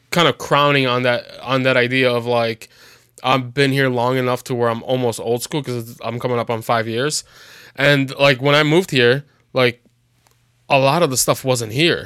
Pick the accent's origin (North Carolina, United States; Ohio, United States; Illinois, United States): Illinois, United States; Chicago; moved away; I'm from Chicago